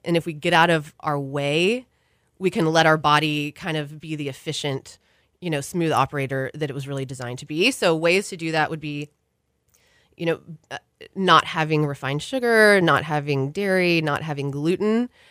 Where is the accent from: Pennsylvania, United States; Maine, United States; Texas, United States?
Texas, United States; Houston; moved away; I grew up in Houston, and I'm one of those that left and assumed that I would never come back